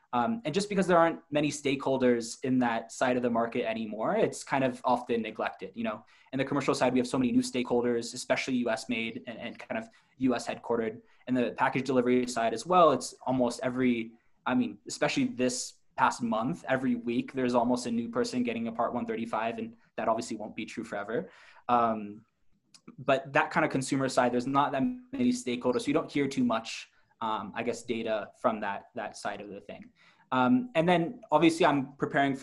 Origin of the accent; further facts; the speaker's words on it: United States; now in China; as an American in China